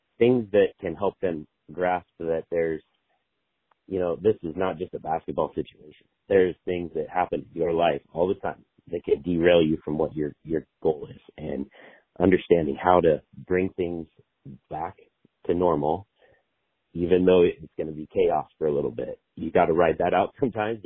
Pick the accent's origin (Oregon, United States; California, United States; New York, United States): Oregon, United States; Sweet Home; So I grew up in Sweet Home. I grew up, you know, on a farm